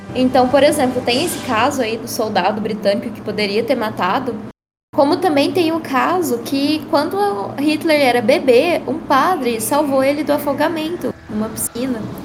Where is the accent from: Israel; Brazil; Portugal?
Brazil; Goiás; sou goiano do pé rachado.